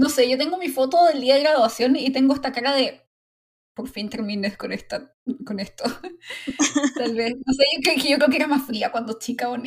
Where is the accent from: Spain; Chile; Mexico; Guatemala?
Chile